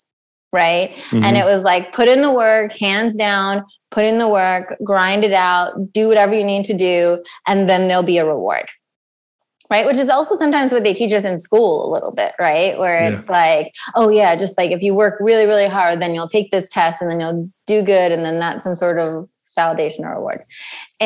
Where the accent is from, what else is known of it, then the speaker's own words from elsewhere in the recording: East Coast, United States; I come from the East Coast